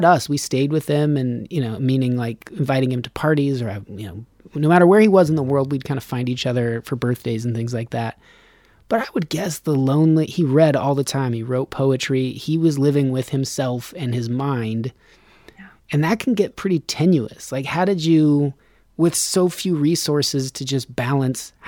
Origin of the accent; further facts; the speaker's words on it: Reno, Nevada, United States; We're from Reno